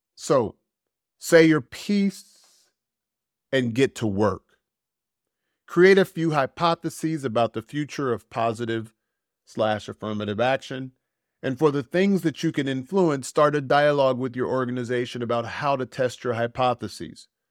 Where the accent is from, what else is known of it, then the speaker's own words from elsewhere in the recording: United States; moved away; I feel more American than I've ever felt in my fifty-plus years